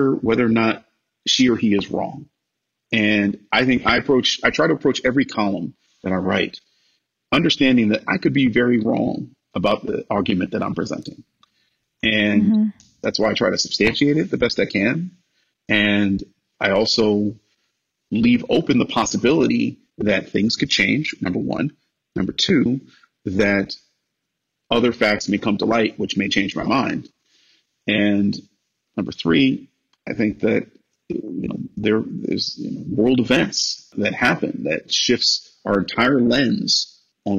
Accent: Cleveland, Ohio, United States; moved away as an adult; also born or lived in Los Angeles; I'm a kid from Cleveland

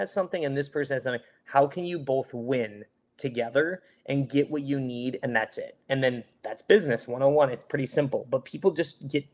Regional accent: Michigan, United States; moved away; I'm from Michigan originally

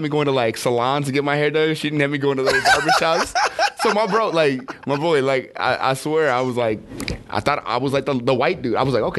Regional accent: New York City, New York, United States; I was in Harlem. That's where I was coming from.

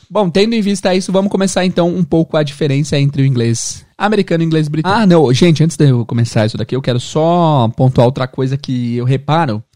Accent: São Paulo, Brazil; accent: mano paulistano; first language Portuguese; Eu tenho um sotaque mais de mano, assim, mano paulistano

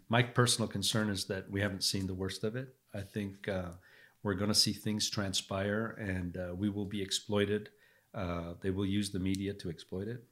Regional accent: Lebanon; also born or lived in England / California; now in United States; I grew up in Lebanon, uh, and I saw what it was like to be affected by war.

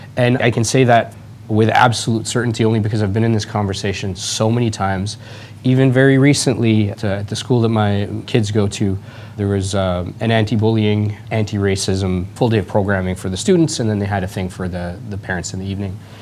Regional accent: Edmonton, Alberta, Canada; moved away; also born or lived in Toronto; I was born and raised, I grew up here, I grew up in Edmonton, then I moved to Toronto.

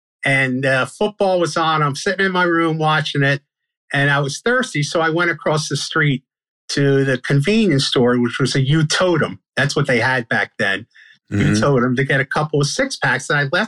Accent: Brooklyn, New York, United States; Yeah. I grew up on Washington Avenue, I used to read the Daily News and the Daily Mirror at the time, sports section, when I was a little kid.

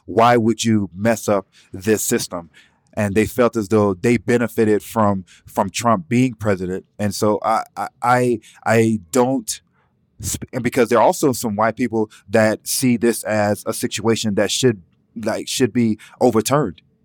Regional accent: Atlanta, Georgia, United States; I'm from Atlanta, Zone Six.

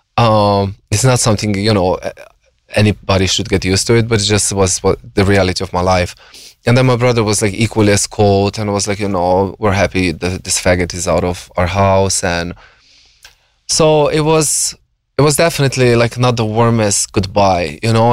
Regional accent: Slovenia; moved away as an adult; now in United States; I grew up in like a small conservative village, you know, very re- religious, um, Catholics

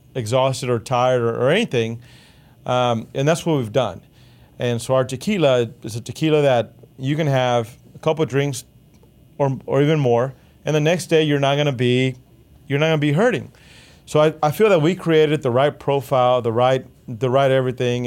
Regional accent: Texas, United States; we're Texan

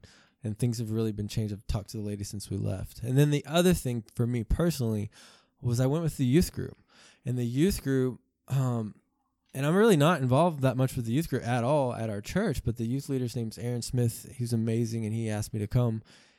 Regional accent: South Africa; born there; I was born in South Africa, and they were missionaries.

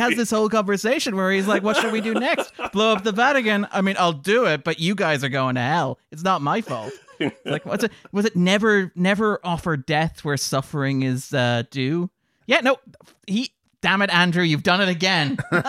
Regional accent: Ireland; I think one of the thrills of being an Irish film critic in the 2010s is watching all the things that Irish cinema can

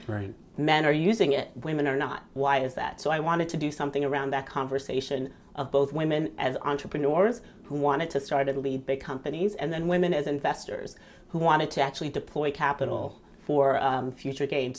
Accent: Southern Virginia, United States; also born or lived in Nigeria; We moved to the U.S. when I was five, and I grew up in Southern Virginia

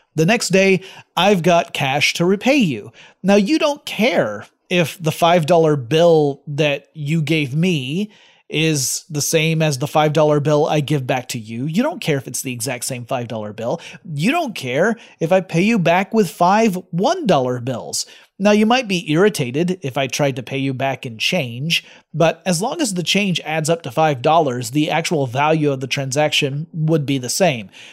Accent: United States; I'm American

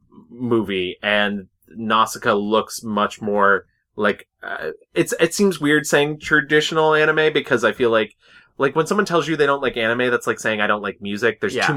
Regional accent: United States; it's Japanese and I'm American

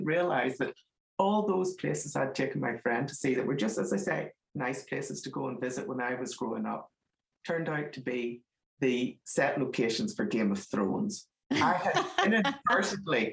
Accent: Northern Ireland, United Kingdom; accent: Northern Ireland; moved away; I'm from Northern Ireland, as my accent gives me away

